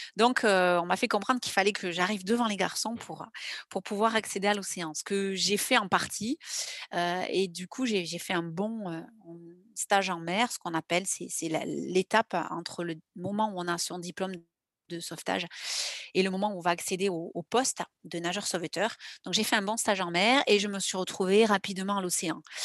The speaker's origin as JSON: {"language": "French", "town": "Grenade-sur-l'Adour", "region": "Nouvelle-Aquitaine", "country": "France", "tie": "born or raised there", "also_born_or_lived": "Mont-de-Marsan", "said": "j'ai grandi à côté de Mont-de-Marsan, euh, dans un petit village à Grenade-sur-la-Dour"}